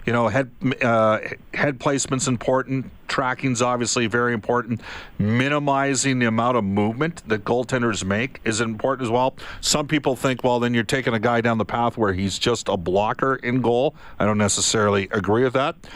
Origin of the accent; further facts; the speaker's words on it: Massachusetts, United States; yeah, I'm from Mass.